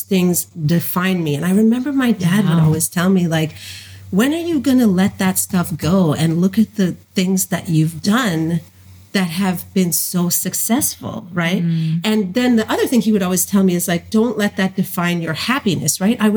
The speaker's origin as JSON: {"language": "English", "region": "New Jersey", "country": "United States", "said": "I'm originally from New Jersey"}